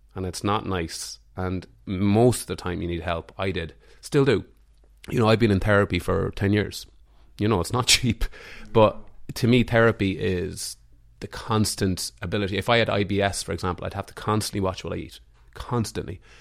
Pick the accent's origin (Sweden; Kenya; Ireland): Ireland; Mullingar, Leinster; also born or lived in Dublin; now in Greystones, Ireland; I'm from Mullingar